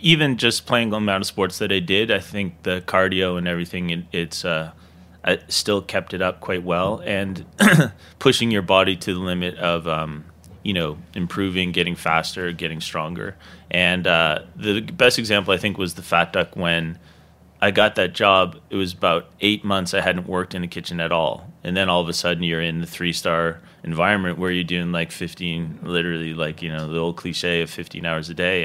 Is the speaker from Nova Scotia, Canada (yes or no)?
yes; Dartmouth, Nova Scotia, Canada; now in New York, United States; me growing up in Nova Scotia